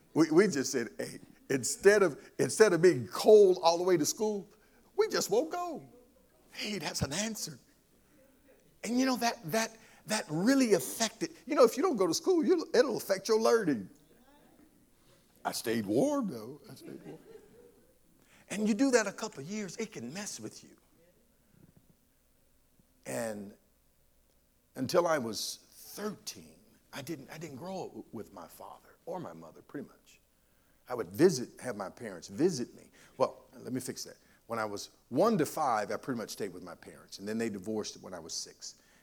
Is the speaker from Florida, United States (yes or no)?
no; Monroe, North Carolina, United States; I grew up in Union County, Monroe in particular, and this was when segregation was in motion.